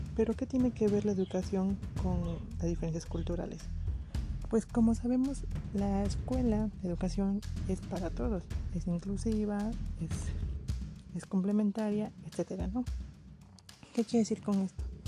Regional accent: Mexico; como mexicanos

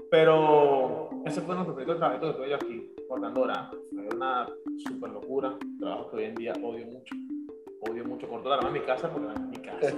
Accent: Venezuela; moved away as an adult; Bueno, yo salí de Venezuela un 20 de marzo del 2014. Llego aquí, me dice, te un trabajo, buenísimo.

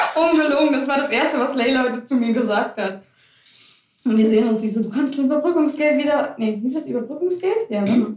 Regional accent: Germany; Ich bin nie zwar hier in Deutschland geboren, aber ich weiß, wo meine Eltern herkommen

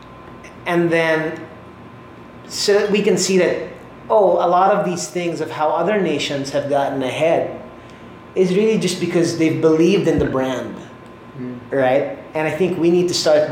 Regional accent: Philippines; as a nation, tayo mga Pinoy

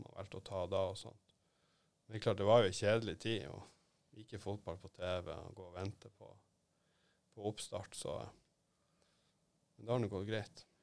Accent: Narvik, Nordland, Norway; hjemme i Narvik

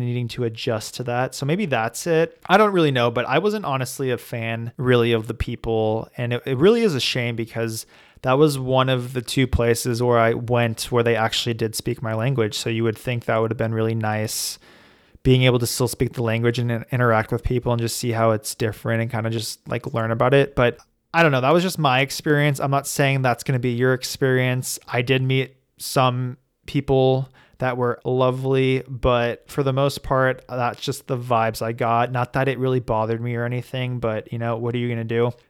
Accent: United States; I'm American

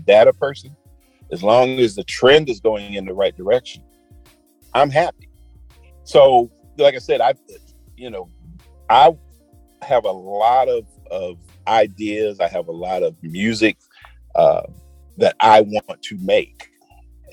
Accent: Chicago, Illinois, United States; now in Atlanta, United States; I grew up in Chicago

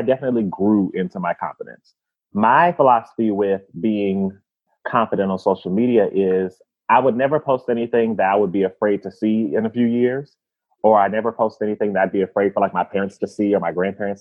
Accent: Indianapolis, Indiana, United States; So I was born and raised in Indianapolis, Indiana, but my family's from the South.

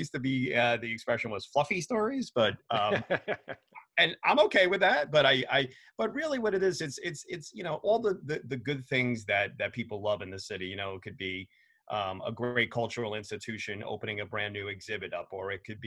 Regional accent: New York City, New York, United States; I grew up in New York City in Queens

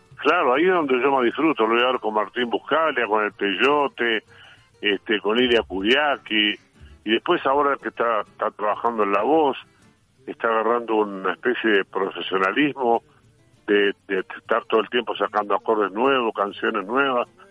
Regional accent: Uruguay; soy uruguayo

